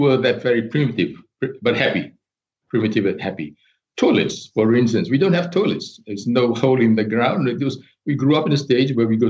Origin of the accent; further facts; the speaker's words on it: Fiji; moved away as an adult; also born or lived in Melbourne, Australia; I am from Fiji